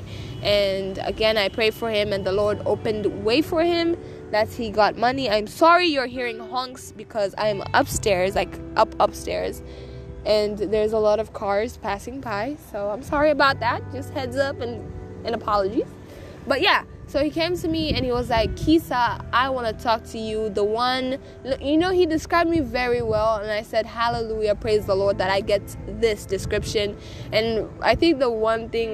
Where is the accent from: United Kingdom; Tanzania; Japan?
Tanzania; moved away; I am coming at you from Tanzania. I am back home in my home country